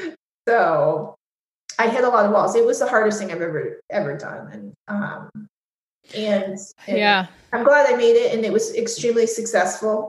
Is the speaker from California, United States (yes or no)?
no; New York, United States; also born or lived in São Paulo, Brazil; I'm as a New Yorker.